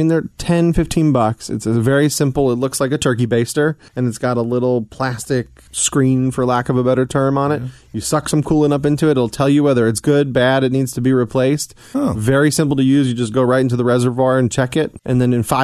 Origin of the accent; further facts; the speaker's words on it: New York, United States; moved away; also born or lived in Atlanta; I'm from New York